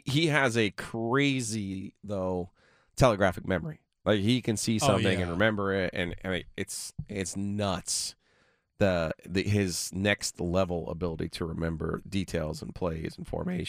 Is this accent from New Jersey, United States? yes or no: yes; New Jersey, United States; now in North Carolina, United States; I'm from New Jersey, so, and when I moved down here